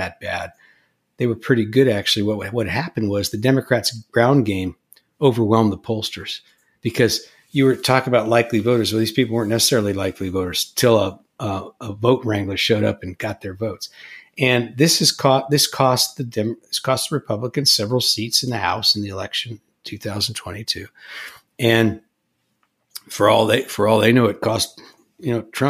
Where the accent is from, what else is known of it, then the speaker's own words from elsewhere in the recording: California, United States; in my home state of California